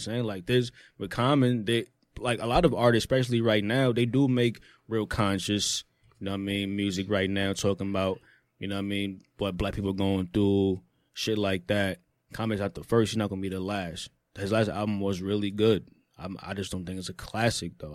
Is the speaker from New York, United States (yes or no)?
yes; New York, United States; I'm, I'm New Yorker.